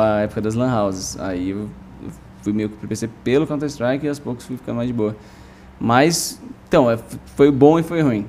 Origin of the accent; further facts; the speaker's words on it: São Paulo, Brazil; eu cresci em Pinheiros, depois em Vila Madalena